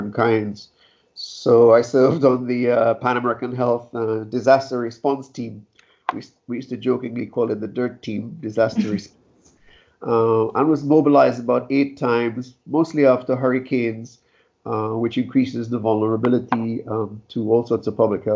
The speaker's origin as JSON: {"language": "English", "country": "Trinidad & Tobago", "moved": "yes", "said": "I'm from Trinidad and Tobago originally"}